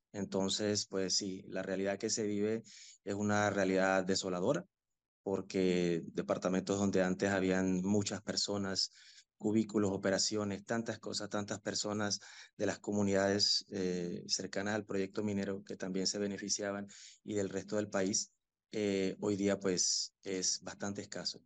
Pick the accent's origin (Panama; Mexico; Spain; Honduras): Panama; las personas que trabajamos, que igual somos panameños